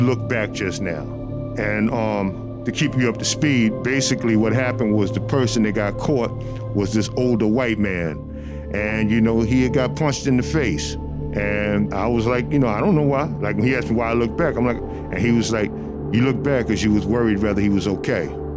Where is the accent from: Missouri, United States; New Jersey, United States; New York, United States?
New York, United States; New York City; Growing up in Brooklyn with my family